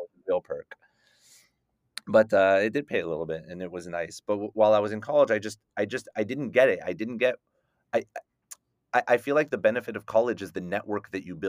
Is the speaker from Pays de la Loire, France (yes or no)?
no; Paris, Île-de-France, France; born there; I was the first person in my family born in Paris.